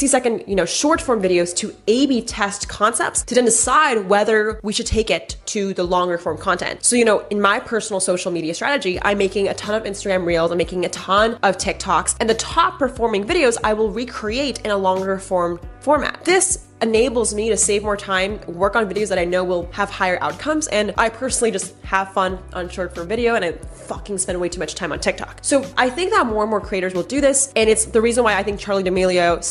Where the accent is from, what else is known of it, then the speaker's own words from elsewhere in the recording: United States; I'm Asian American